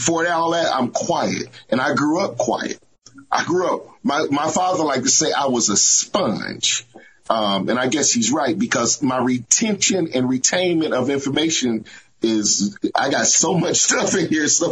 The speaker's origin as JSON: {"language": "English", "town": "Hamilton", "region": "Ohio", "country": "United States", "moved": "yes", "said": "I'm actually from Ohio. I'm from Southern Ohio. I'm from a small town called Hamilton, Ohio"}